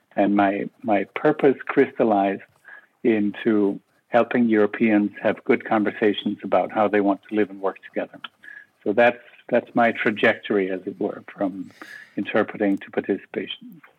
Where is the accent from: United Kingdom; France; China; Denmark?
Denmark; Copenhagen, Capital Region of Denmark; moved away as an adult; also born or lived in Brussels; I am originally from Copenhagen